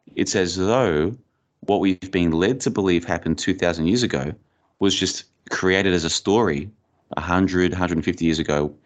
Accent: Australia; moved away as an adult; also born or lived in Bulgaria; now in Plovdiv, Bulgaria; I grew up in Australia, and I've been overseas now for over four years. I've been living in Bulgaria for about, uh, two and a half years

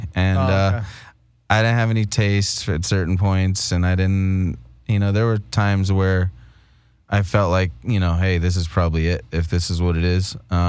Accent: California, United States; We're from Southern California. That's what it is. We identify as Mexican people, you know?

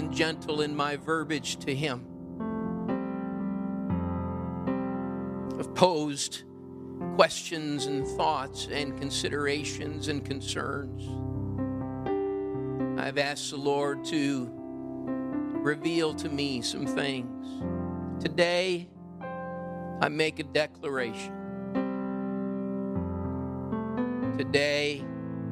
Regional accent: Midwest, United States; moved away as an adult; also born or lived in Pacific Northwest (near Whidbey Island); I was raised in the Midwest

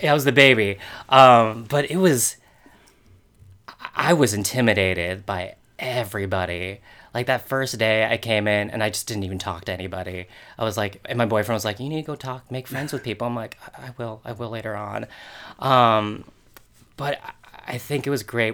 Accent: Rancho Palos Verdes, California, United States; born or raised there; moved away; also born or lived in Torrance, California

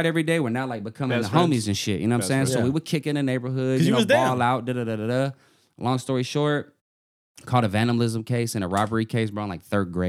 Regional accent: Albuquerque, New Mexico, United States; I came up, and I was born in New Mexico. I was born in Albuquerque.

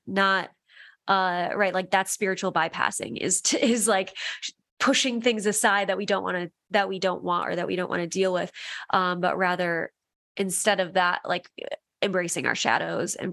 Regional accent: Midwest, United States; growing up in the Midwest

